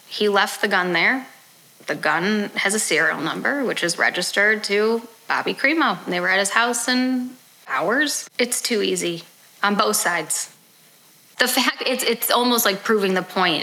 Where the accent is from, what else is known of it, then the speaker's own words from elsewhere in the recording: Highland Park, Illinois, United States; I grew up in Highland Park